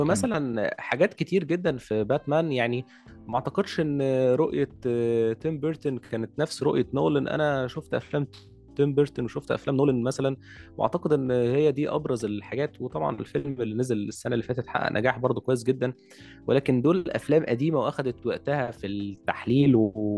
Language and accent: Arabic; Egypt; عندنا في مصر